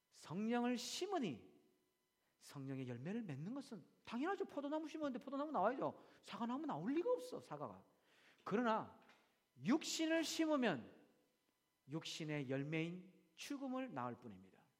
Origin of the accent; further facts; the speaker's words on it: South Korea; now in Australia; 내가 한국 사람인데